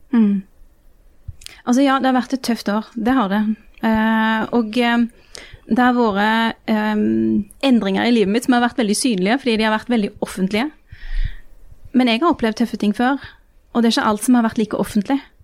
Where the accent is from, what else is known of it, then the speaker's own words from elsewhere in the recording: Rogaland, Norway; heimfylket mitt